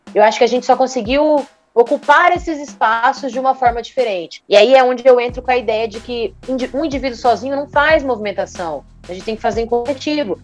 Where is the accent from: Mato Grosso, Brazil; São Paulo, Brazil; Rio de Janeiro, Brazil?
Mato Grosso, Brazil; Rondonópolis; moved away as an adult; now in Cuiabá, Brazil; Sou natural de Rondonópolis